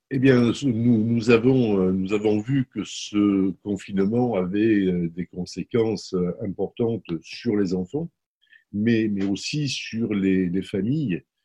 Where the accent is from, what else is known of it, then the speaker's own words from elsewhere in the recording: Marseille, Provence-Alpes-Côte d'Azur, France; je, suis né à la Cabucelle.